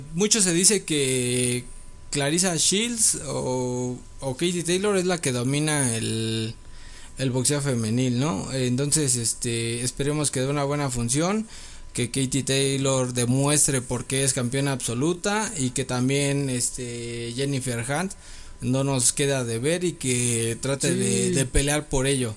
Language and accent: Spanish; Mexico; como mexicano podría decir